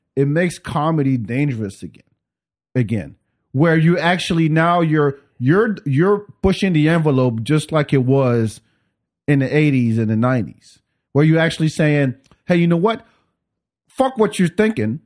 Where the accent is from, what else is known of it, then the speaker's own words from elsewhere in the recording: Paris, Île-de-France, France; also born or lived in Africa; now in Austin, United States; I grew up in Paris.